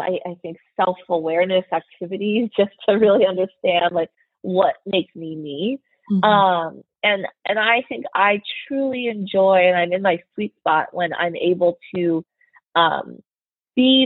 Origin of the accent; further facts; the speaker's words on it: United States; I'm Chinese American, and so I grew up in a very homogenous Caucasian community.